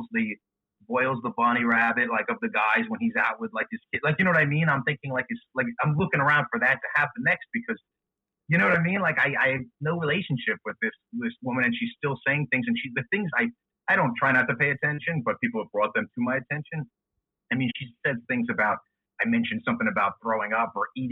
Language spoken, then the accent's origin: English; New Jersey, United States; moved away as an adult; I'm from North Jersey, right outside of New York, but my company is outside of Philadelphia, so I moved down here